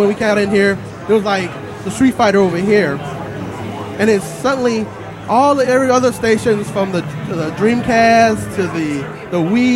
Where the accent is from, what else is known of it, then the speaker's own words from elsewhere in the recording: Joliet, Illinois, United States; I'm from Joliet area